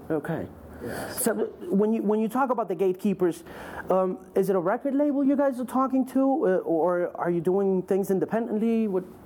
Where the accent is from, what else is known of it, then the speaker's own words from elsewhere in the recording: South Florida, United States; I was brought up in South Florida